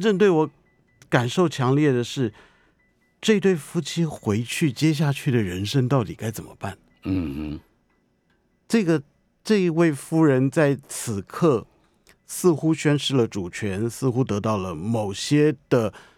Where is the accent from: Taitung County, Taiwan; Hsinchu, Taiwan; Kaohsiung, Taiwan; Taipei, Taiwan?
Taipei, Taiwan; 我的老家附近的场景